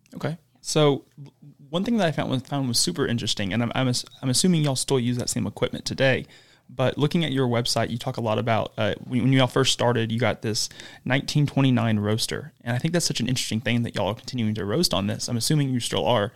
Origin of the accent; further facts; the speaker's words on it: Huntsville, Alabama, United States; lived in Huntsville their entire life, like I have